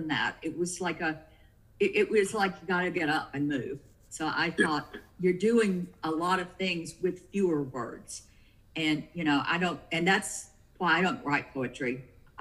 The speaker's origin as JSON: {"language": "English", "region": "the South", "country": "United States", "said": "I'm from the South"}